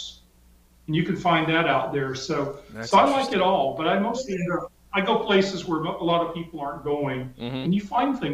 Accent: Georgia, United States; now in California, United States; When I was a kid growing up in the South, I grew up in Georgia

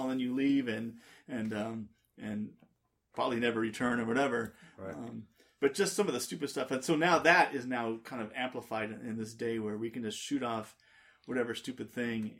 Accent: Southern California, United States; as a kid growing up in Southern California

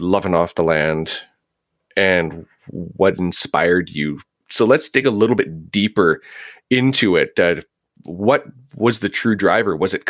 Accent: Vancouver, British Columbia, Canada; moved away as an adult; now in Prince George, Canada; I grew up in Vancouver, and I got pretty sick of the rat race about 15 years ago and moved to Prince George.

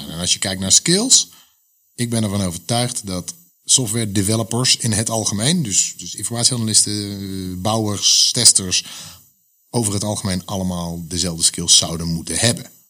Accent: Netherlands; wij zijn Nederlanders

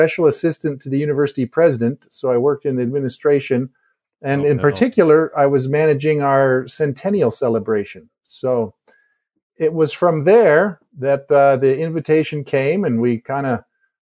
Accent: just outside of Baltimore, Maryland, United States; moved away as an adult; also born or lived in Indiana / El Paso, Texas; I grew up in Maryland, just outside of Baltimore

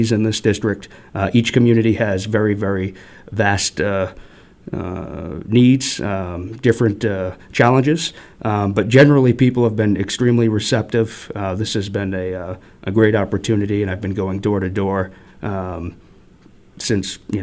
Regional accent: New Bedford, Massachusetts, United States; moved away as an adult; now in Attleboro, United States; I was born and raised in the Dartmouth, New Bedford area, so southern Bristol County

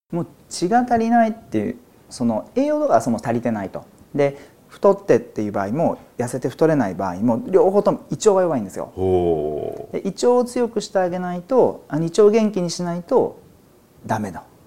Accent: Izumo, Shimane, Japan; 島根県にある出雲大社縁結びで有名ですけどもそこの表参道にある薬局で生まれ育ちました

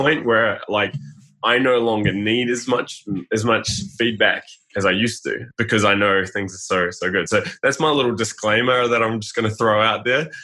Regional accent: New Zealand; Being a New Zealander, I think every male plays rugby

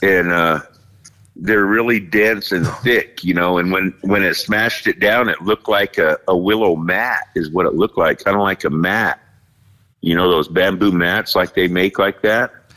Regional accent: Fort Hall, Idaho, United States; I'm here in the state of Idaho, and uh, I'm Native American from Fort Hall

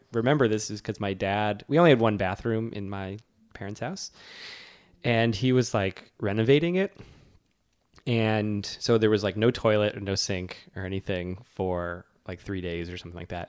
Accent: Worcester, Massachusetts, United States; I flew from my hometown of Worcester, which does not have a very large airport

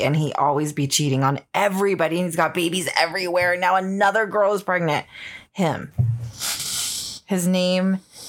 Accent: California, United States; moved away; I'm actually from California

